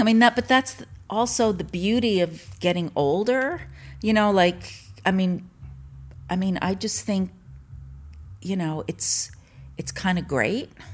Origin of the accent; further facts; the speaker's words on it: Mamaroneck, New York, United States; also born or lived in Larchmont, New York / Tribeca, New York / Long Island; I grew up in Mamaroneck, New York